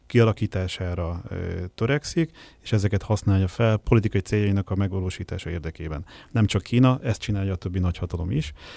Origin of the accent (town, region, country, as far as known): Hungary